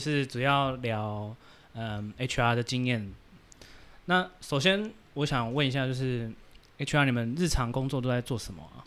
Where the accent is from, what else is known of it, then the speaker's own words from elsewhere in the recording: Taiwan; 我们台湾人